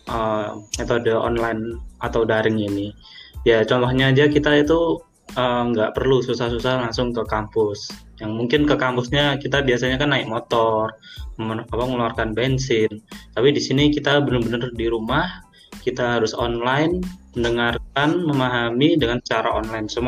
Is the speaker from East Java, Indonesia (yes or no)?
yes; Kediri, East Java, Indonesia; Aku juga temannya Alan dan Alam dan Jugrov dari manajemen 2018. Uh, eh, aku asal Kediri.